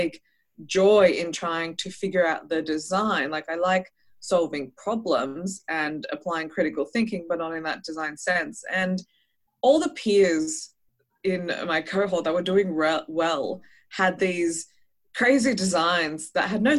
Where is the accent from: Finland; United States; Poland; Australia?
Australia; also born or lived in Israel; I was born in Israel and I moved to Australia with my parents when I was 8 months old.